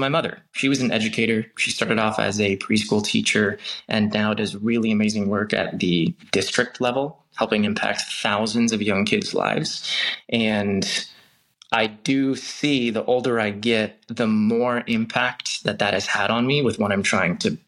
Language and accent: English; Long Beach, California, United States; I grew up in Long Beach, which is a great city, has a fantastic community.